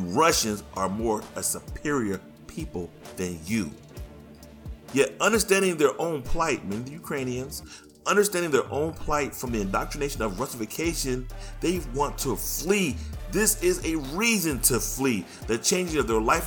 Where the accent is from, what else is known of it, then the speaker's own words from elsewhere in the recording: United States; as an American